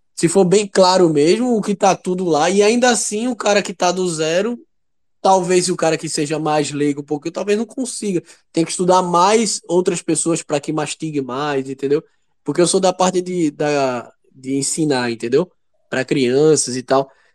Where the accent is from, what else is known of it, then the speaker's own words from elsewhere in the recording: Recife, Pernambuco, Brazil; eu sou daqui de, de, de Recife